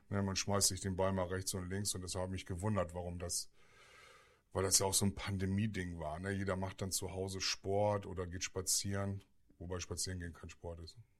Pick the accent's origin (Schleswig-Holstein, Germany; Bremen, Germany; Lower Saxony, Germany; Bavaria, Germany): Bremen, Germany; Wir kommen ja aus Bremen